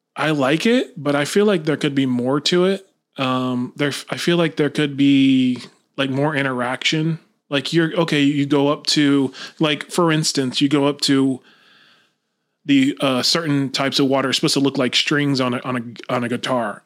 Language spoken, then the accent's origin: English; Lakeland, Florida, United States; I'm originally from Lakeland, Florida. Born and raised